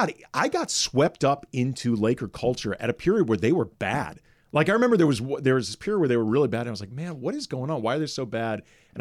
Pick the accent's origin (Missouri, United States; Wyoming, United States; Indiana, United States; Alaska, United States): Missouri, United States; St. Louis; moved away as an adult; now in Los Angeles, United States; where are you from? St. Louis.